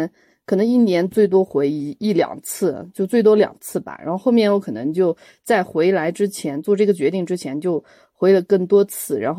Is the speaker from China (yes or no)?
yes; Yunnan, China; also born or lived in Shanghai; 然后我是云南人